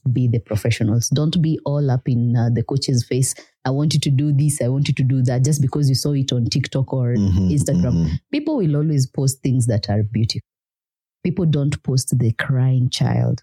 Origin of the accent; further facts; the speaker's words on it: Nairobi, Kenya; moved away as an adult; now in Kigali, Rwanda; If you're born and raised in Nairobi, everything has to be fast